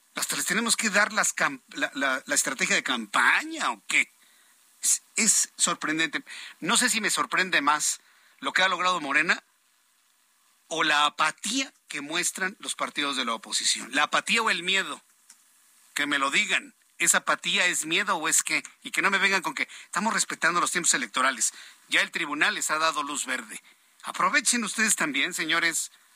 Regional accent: Mexico; como mexicanos

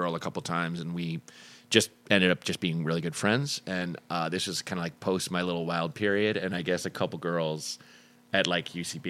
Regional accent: Florida, United States; I'm from Florida.

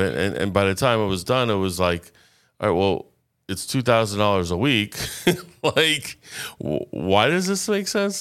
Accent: Boca Raton, Florida, United States; not only am I a native Floridian, I've been in Boca since four years old.

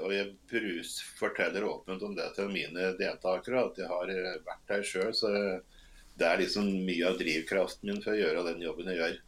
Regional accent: Toten, Innlandet, Norway; also born or lived in Northern Norway; jeg er født og oppvokst på Toten

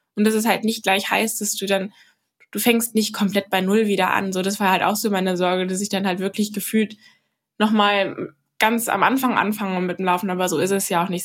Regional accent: Berlin, Germany; bei uns daheim in Klado

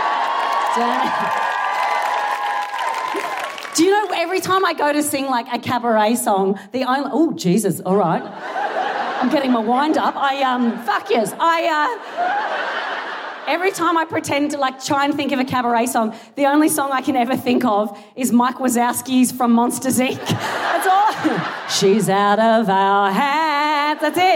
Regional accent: Australia; moved away as an adult; now in United Kingdom; I am Australian

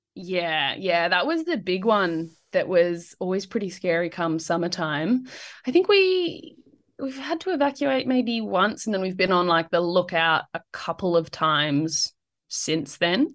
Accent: Blue Mountains, New South Wales, Australia; I grew up in the Blue Mountains

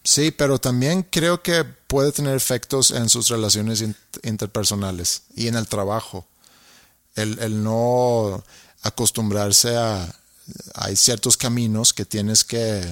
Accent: Sweden; now in Monterrey, Mexico; soy tu vecino, soy sueco

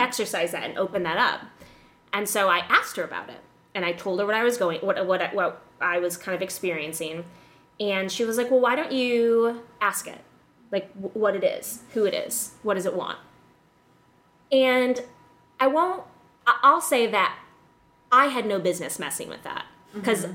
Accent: Illinois, United States; moved away; also born or lived in West Hollywood; I grew up in Illinois

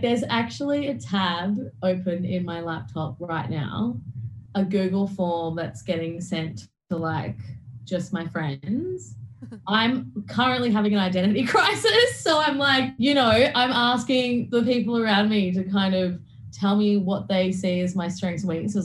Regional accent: Toowoomba, Queensland, Australia; I grew up in Toowoomba, in which was in Queensland

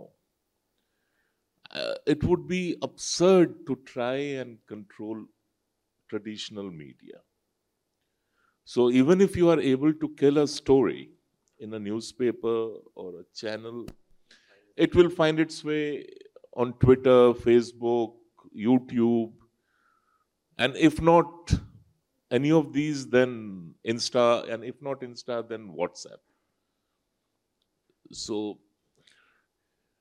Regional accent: Jamshedpur, Jharkhand, India; English is a second language; I am a Dehati from Jamshedpur

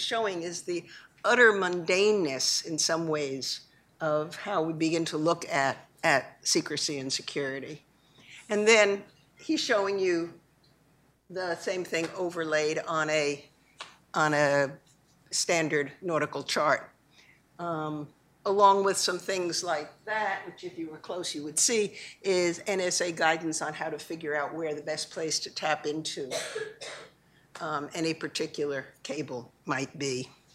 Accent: Long Island, New York, United States; I grew up on Long Island

